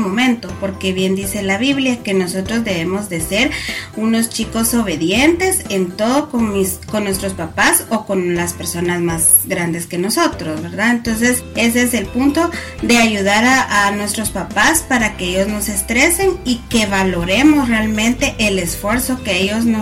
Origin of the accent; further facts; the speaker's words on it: Guatemala; soy de Guatemala.